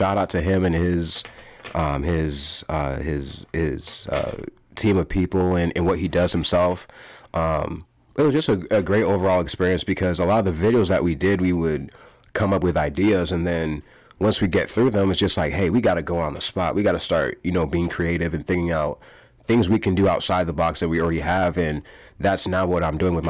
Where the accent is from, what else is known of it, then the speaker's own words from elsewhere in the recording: Waterloo, Iowa, United States; also born or lived in Pocatello, Idaho; When I was one or two, moved to Waterloo, Iowa, Cedar Falls